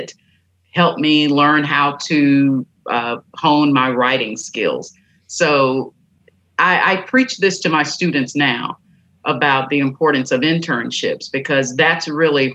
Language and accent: English; Stanton, Tennessee, United States; I grew up in Haywood County in a tiny town named Stanton